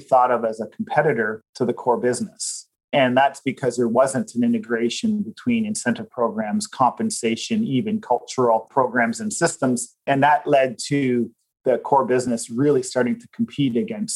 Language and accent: English; Canada; as Canadians